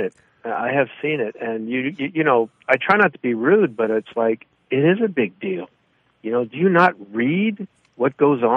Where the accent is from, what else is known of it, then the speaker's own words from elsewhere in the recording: Ohio, United States; growing up in Ohio